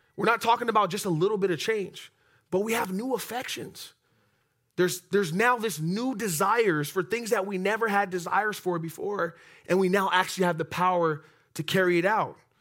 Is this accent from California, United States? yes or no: yes; Oxnard, California, United States; I'm from Oxnard